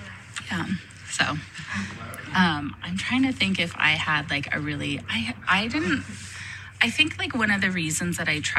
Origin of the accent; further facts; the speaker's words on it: Nevada Union High School, California, United States; I am a Nevada Union graduate, and I was really happy to be able to come back to NU and work here.